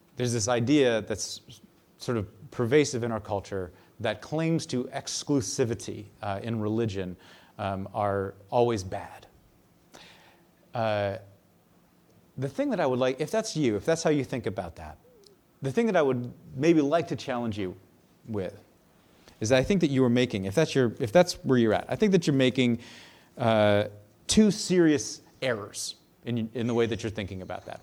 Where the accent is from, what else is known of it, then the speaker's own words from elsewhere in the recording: United States; I'm an American.